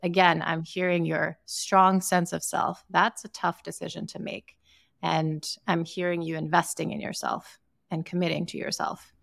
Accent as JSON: {"language": "English", "country": "Sierra Leone", "moved": "yes", "said": "I'm from Sierra Leone in West Africa"}